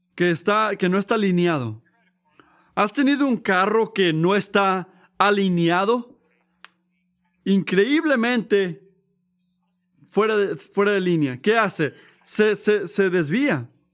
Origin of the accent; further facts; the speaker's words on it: United States; yo soy americano